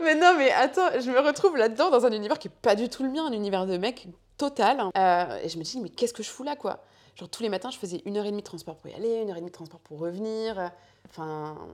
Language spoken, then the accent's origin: French; Chantilly, Hauts-de-France, France; also born or lived in Paris; toute mon enfance, Paris, enfin, Chantilly pour être plus exact